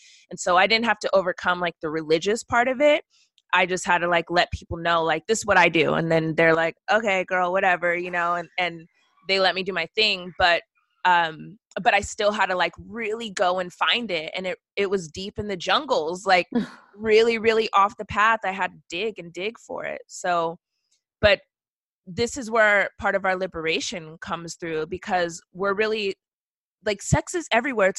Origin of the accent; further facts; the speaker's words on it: West Coast, United States; moved away; also born or lived in the South; I'm from the West Coast and I lived in the South